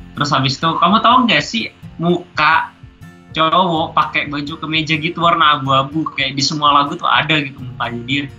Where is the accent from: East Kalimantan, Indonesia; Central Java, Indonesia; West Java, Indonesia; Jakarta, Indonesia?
East Kalimantan, Indonesia; Bontang; aku dari Bontang